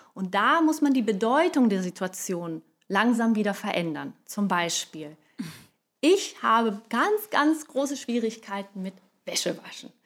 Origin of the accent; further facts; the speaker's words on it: Brazil; moved away; als Brasilianerin